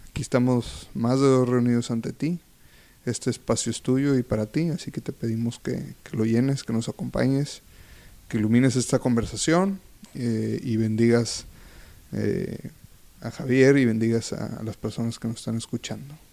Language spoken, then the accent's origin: Spanish; Monterrey, Nuevo León, Mexico; soy de aquí de Monterrey.